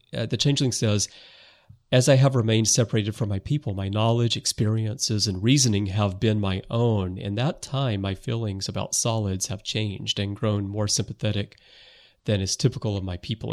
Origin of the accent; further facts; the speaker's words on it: United States; now in Japan; living in Japan, even though I'm American, but I've been here for so, so, so long that I'm really more Japanese now.